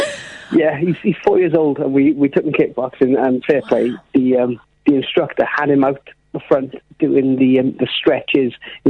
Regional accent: South Wales, United Kingdom; I'm from South Wales.

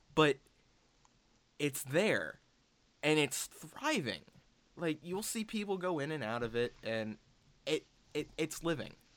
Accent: Baltimore, Maryland, United States

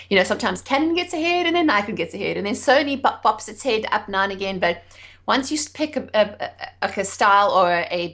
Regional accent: South Africa; moved away as an adult; also born or lived in England; I'm South African. I grew up in South Africa, actually under apartheid

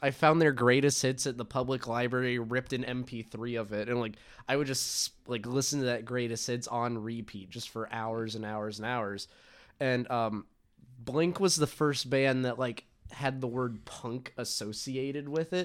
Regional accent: Atlanta, Georgia, United States; now in Chicago, United States; I'm originally from Atlanta

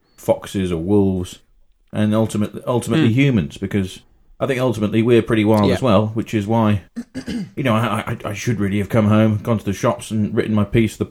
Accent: Leamington Spa, West Midlands, United Kingdom; born there; A, no, I was born in Leamington Hospital.

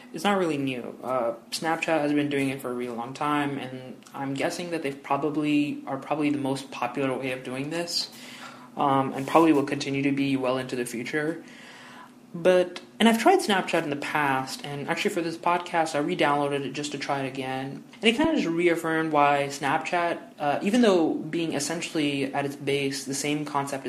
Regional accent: Toronto, Ontario, Canada; moved away as an adult; now in Windsor, Canada; I study at the University of Windsor, but I'm originally from Toronto.

